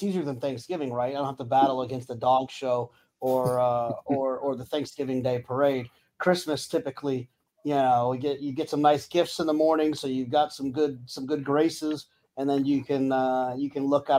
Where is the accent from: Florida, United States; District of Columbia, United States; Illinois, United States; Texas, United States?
Texas, United States; Austin; they're from Waco and we're from Austin. And so that was a lot of fun for me as a Texas guy.